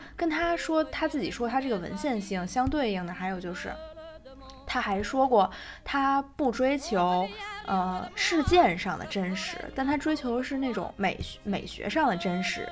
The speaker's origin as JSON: {"language": "Chinese", "region": "Inner Mongolia", "country": "China", "tie": "born or raised there", "moved": "yes", "said": "我的老家是在内蒙的一个小县城嗯。而且是在蒙，蒙西，其实是非常靠近山西的"}